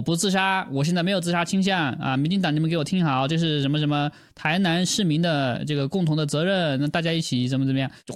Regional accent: China; 我作为中国人

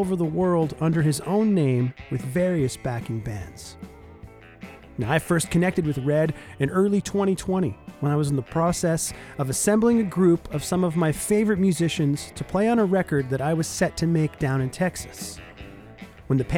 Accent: Southern Ontario, Canada; moved away as an adult; now in Winnipeg, Canada; I grew up in Southern Ontario, but I moved to Winnipeg 8 years ago now.

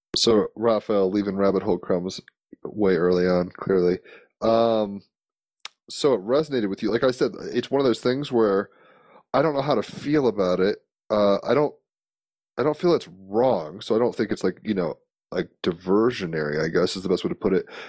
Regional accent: Virginia, United States; I mean I grew up in Virginia where Williamsburg is

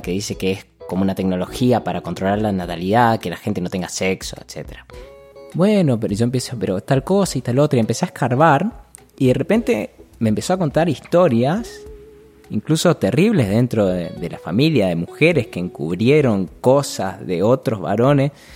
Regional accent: Corrientes, Argentina; moved away as an adult; also born or lived in Buenos Aires; Yo nací en Corrientes, digamos, tenemos chipá, carnaval, chamamé

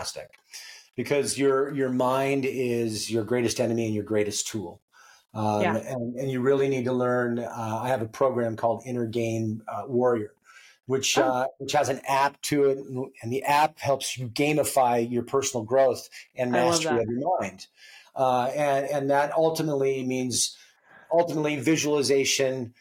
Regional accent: Alaska, United States; I was born and raised in Alaska

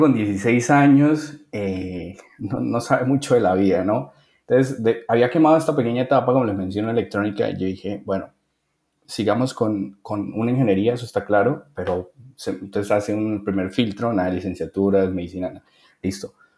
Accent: Bucaramanga, Santander, Colombia; de la ciudad de Bucaramanga, yo soy de Bucaramanga

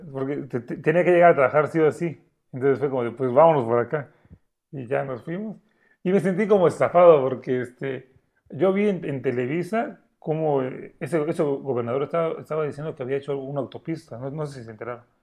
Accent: Chiapas, Mexico; somos de aquí de Chiapas

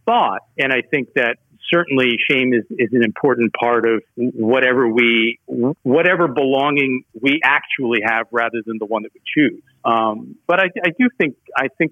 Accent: United States; we as Americans

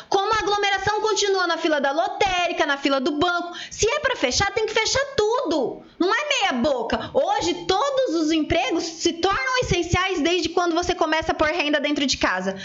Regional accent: interior of São Paulo, Brazil; Nós somos aqui do interior de São Paulo

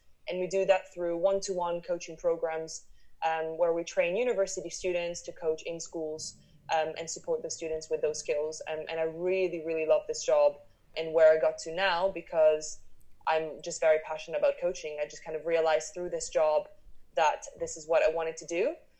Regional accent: Italy; also born or lived in Switzerland / France / United States / Paris; I'm Italian. My parents are Italian, but I was born in Switzerland. And then we moved to France, to Italy, the United States, back to Paris, then London for university.

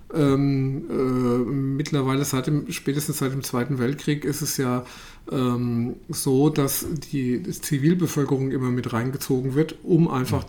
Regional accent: Germany; wir als, als Deutsche

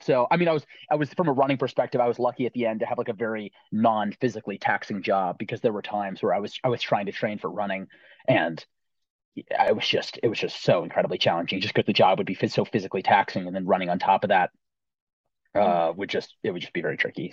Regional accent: Roxbury, Connecticut, United States; I'm from Roxbury, Connecticut, so a small town in southern Litchfield County in northwest Connecticut

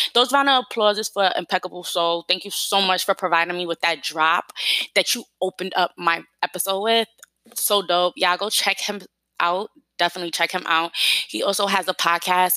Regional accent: New York City, New York, United States; I'm from New York City

